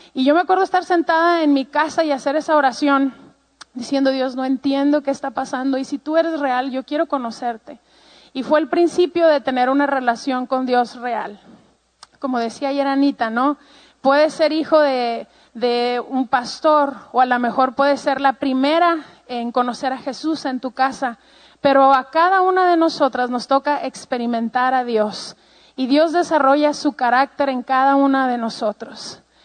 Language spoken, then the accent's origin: Spanish; Ciudad Juárez, Chihuahua, Mexico; Yo pues soy mexicana, em, tengo treinta y tantos años y eh, crecí toda mi vida en la frontera con Estados Unidos en un lugar que se llama Juárez, Chihuahua.